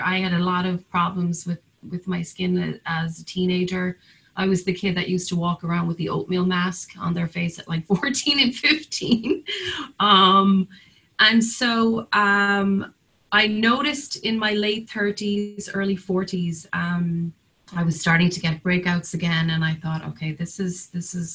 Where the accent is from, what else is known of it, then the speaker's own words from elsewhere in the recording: Cork, Munster, Ireland; now in Nantucket, United States; my hometown of Cork